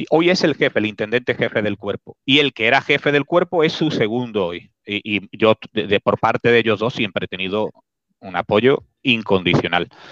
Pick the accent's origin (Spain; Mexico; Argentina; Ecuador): Spain; Spain, España, Spain.